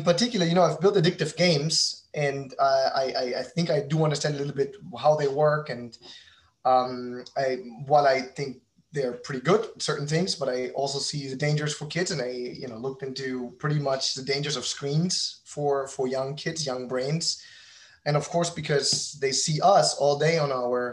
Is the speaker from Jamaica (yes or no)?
no; Berlin, Germany; moved away as an adult; also born or lived in New York; now in Miami, United States; I'm a German entrepreneur. I'm originally from Berlin, and I've been now living in the United States since 2015